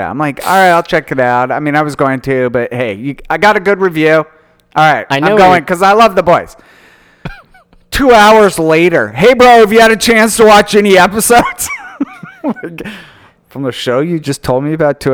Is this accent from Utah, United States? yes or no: yes; Utah, United States; I grew up in Utah, and Sundance, I mean, I used to, in high school, we would sneak into movies